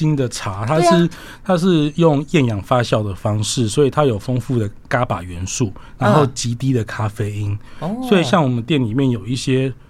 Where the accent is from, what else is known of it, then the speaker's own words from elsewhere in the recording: Yilan County, Taiwan; 大大家平平安安就好，这样子的感觉，我觉得蛮有我们宜兰人一种文化的的一种想法啦。